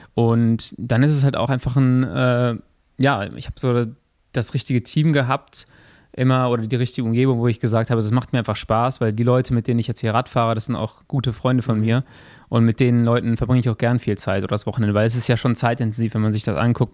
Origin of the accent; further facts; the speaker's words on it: Germany; Ich komme aus Ports